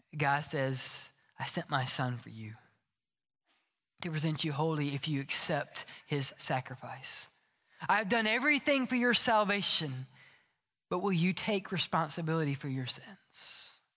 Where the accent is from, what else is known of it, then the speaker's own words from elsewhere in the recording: Oxford, Mississippi, United States; moved away as an adult; also born or lived in Starkville, Mississippi; I grew up in Oxford, Mississippi